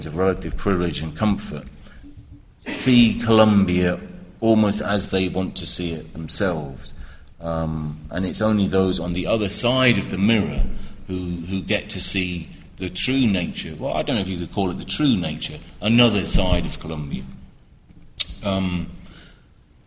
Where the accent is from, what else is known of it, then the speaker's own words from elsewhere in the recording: United Kingdom; As a British person, I saw it with the IRA growing up